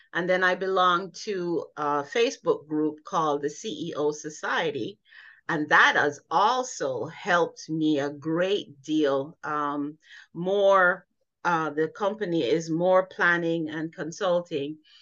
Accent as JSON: {"language": "English", "country": "Jamaica", "tie": "born or raised there", "moved": "yes", "lives_now": "United States", "said": "I grew up in Jamaica"}